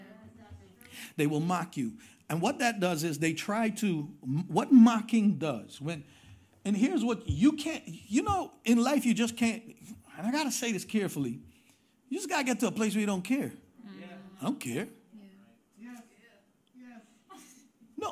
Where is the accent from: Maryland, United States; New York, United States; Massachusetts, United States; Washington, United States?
New York, United States; New York City; I'm from Queens